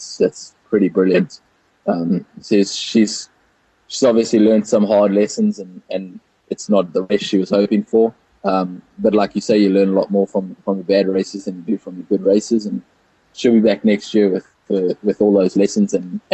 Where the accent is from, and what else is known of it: South Africa; born or raised there